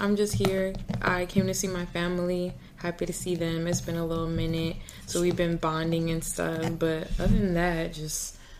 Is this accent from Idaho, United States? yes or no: no; Palm Beach, Florida, United States; moved away as an adult; also born or lived in Atlanta; I'm down here in Palm Beach, my hometown.